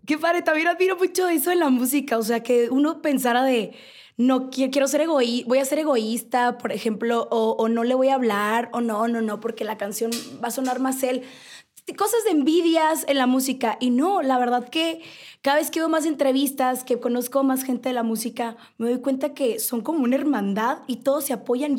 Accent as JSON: {"language": "Spanish", "country": "Mexico", "said": "un paisano mío, con el Karim León"}